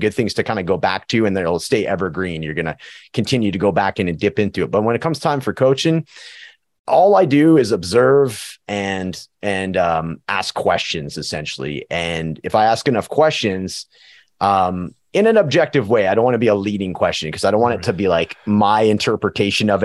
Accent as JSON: {"language": "English", "town": "Prince George", "region": "British Columbia", "country": "Canada", "tie": "born or raised there", "moved": "yes", "lives_now": "Edmonton, Canada", "said": "my hometown of Prince George, BC and, and Edmonton, Alberta, where I'm living"}